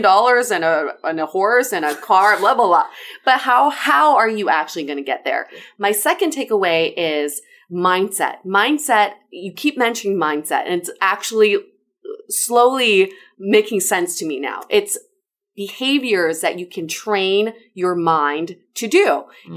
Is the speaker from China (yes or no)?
yes; China; moved away; I was born and raised in China.